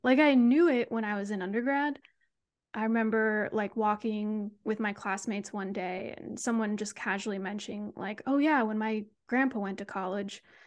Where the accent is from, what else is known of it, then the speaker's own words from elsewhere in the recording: Sacramento, California, United States; moved away as an adult; also born or lived in Berkeley, California; now in San Diego, United States; I'm from the Sacramento area, um, grew up a Kings fan